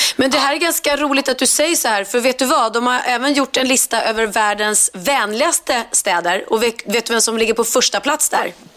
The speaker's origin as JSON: {"language": "Swedish", "town": "Stockholm", "region": "Stockholm County", "country": "Sweden", "said": "vi stockholmare"}